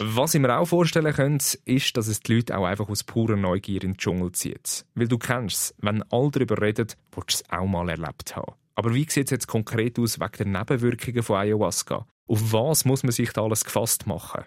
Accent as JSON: {"language": "German", "country": "Switzerland", "said": "bei uns in der Schweiz"}